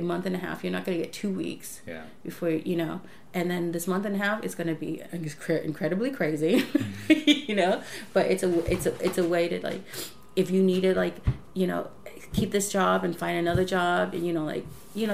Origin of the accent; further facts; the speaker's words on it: Los Angeles, California, United States; LA, obviously my hometown